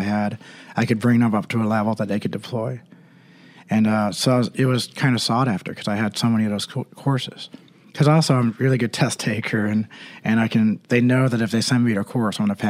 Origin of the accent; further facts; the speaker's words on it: East Coast, United States; moved away as an adult; also born or lived in California; I'm from the East Coast